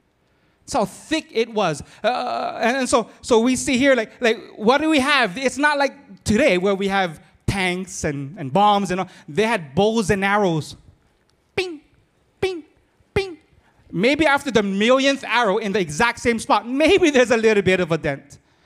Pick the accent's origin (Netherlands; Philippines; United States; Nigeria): Philippines; I'm Filipino, but I'm married on Portuguese so that I can talk plenty.